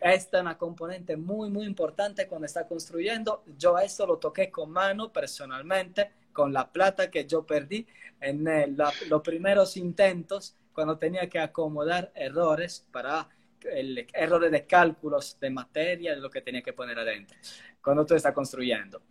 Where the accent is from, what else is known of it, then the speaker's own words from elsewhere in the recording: Italy; accent: Italian; Spanish is a second language; moved away as an adult; also born or lived in Argentina; soy italiano, pero creo que eso se escucha, incluido por el acento